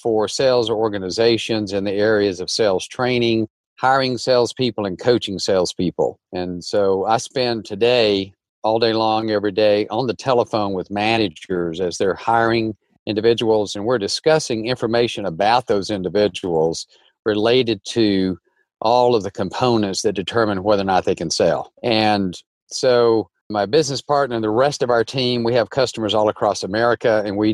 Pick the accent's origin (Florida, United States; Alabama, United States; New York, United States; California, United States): Alabama, United States; North; moved away as an adult; also born or lived in Nashville; I grew up in North Alabama, very large family